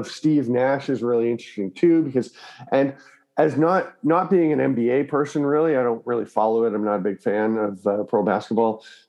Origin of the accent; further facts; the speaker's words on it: Canada; also born or lived in Victoria, British Columbia; as a Canadian